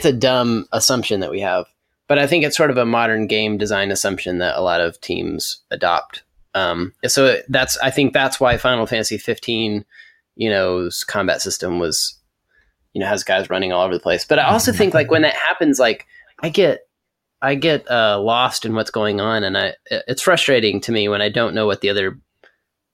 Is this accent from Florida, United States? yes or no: no; Texas Panhandle, United States; now in Nashville, United States; I live in Nashville, Tennessee, but I grew up in Texas